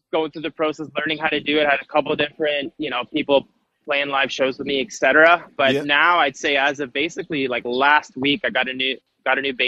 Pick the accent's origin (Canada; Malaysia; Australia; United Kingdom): Canada; born or raised there; now in Toronto, Canada